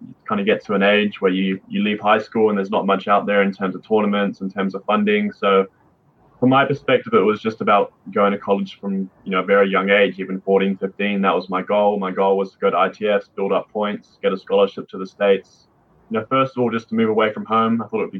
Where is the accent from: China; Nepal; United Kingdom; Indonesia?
United Kingdom; London; now in New Zealand; I grew up in London